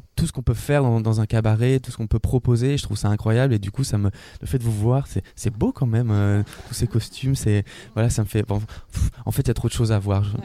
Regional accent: Lille, Hauts-de-France, France; now in Brussels, Belgium; je suis originaire du nord de la France je suis lillois d'origine maintenant j'habite à Bruxelles en Belgique

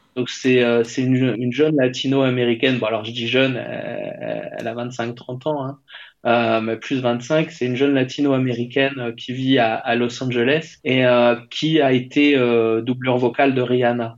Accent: France; je suis français

